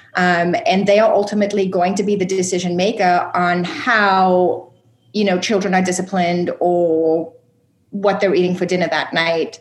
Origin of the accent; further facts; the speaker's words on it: South Africa; moved away as an adult; also born or lived in upstate New York; I was actually born and raised in South Africa